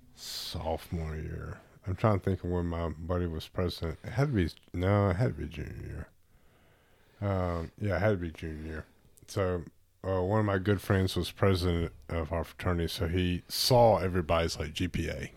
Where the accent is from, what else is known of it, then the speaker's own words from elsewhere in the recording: Tuscaloosa, Alabama, United States; I grew up in Tuscaloosa